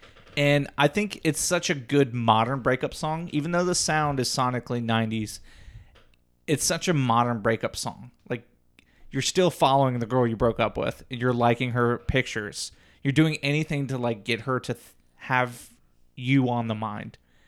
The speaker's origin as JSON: {"language": "English", "region": "Ohio", "country": "United States", "said": "We didn't have to dig deep from that. We're from Southwest."}